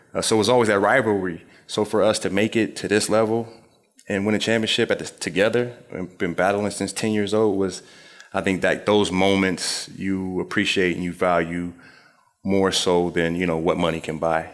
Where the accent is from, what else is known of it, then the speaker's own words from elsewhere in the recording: Springfield, Illinois, United States; moved away; also born or lived in Philadelphia; Just growing up in Springfield, Illinois, my mother had us reading the State Journal Register every single day